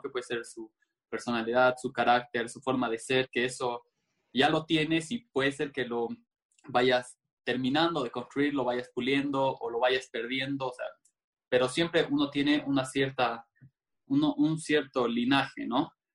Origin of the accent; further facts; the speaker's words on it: Cochabamba, Bolivia; yo nací en Bolivia, en Cochabamba, para ser más específico